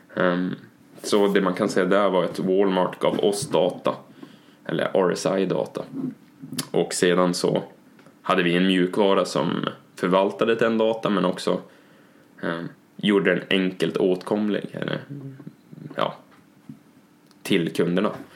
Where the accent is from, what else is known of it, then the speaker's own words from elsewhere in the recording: Norrland, Sweden; som norrlänning